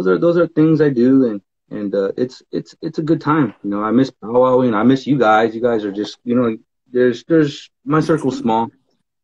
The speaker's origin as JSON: {"language": "English", "town": "Fresno", "region": "California", "country": "United States", "tie": "born or raised there", "also_born_or_lived": "Hawaii", "moved": "as an adult", "said": "growing up where I grew up in Fresno, where nothing comes from."}